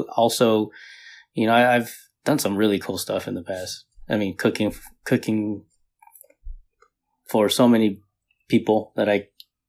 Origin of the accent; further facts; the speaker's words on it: Philippines; You know, being Filipino. Right, mm-hmm. The party is surrounded around the food, right?